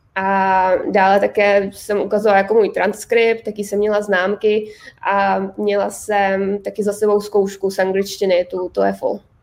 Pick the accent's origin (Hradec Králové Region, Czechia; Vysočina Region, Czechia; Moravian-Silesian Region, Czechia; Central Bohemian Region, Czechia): Hradec Králové Region, Czechia; Hradec Králové; moved away as an adult; also born or lived in Prague; now in United States; já jsem z Hradce Králové